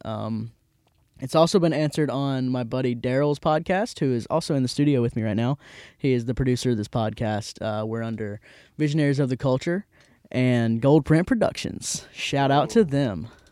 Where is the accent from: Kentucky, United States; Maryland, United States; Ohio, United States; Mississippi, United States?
Mississippi, United States; Hattiesburg; also born or lived in Jackson, Mississippi; I'm from Hattiesburg, and it's great. Um, also, yeah, I'm not in Jackson anymore. This is Hattiesburg, Mississippi. Um, so shout out to Hattiesburg, my hometown